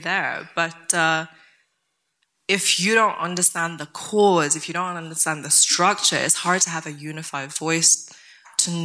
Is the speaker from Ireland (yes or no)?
no; Tibet, China; moved away; I grew up in Tibet